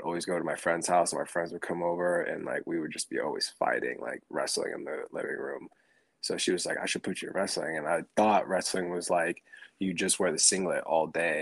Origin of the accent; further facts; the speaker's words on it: Port Angeles, Washington, United States; moved away; also born or lived in Sequim, Washington / Tacoma, Washington / Puyallup, Washington; I was born and raised over up in Washington. I was born in Port Angeles, Washington